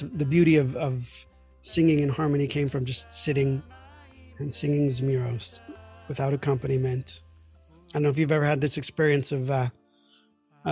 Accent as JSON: {"language": "English", "town": "New York City", "region": "New York", "country": "United States", "tie": "born or raised there", "moved": "yes", "lives_now": "Maryland, United States", "said": "I grew up in New York City in a modern Orthodox household"}